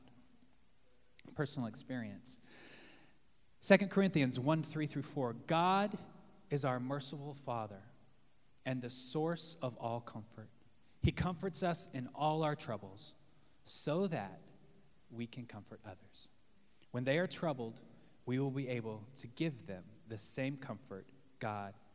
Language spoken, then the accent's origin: English; the South, United States; now in New York City, United States; Growing up in the South